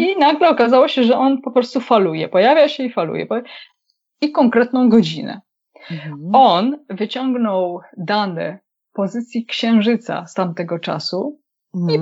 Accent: Wołomin, Masovian Voivodeship, Poland; ja jestem z Wołomina

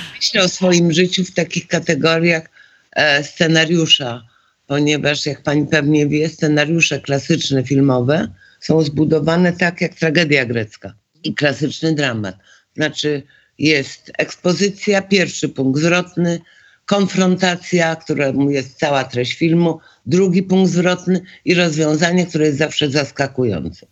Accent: Poland

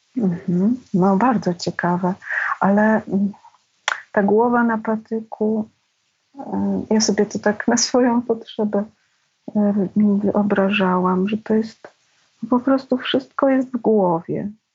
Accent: Pabianice, Łódź Voivodeship, Poland; moved away as an adult; Nie mieliśmy łazienki, to było w Pabianicach, w kamienicy starej

